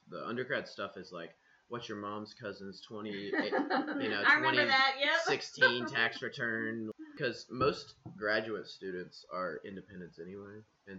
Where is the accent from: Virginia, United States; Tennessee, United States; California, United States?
Tennessee, United States; Crossville; Crossville. It's like an hour away.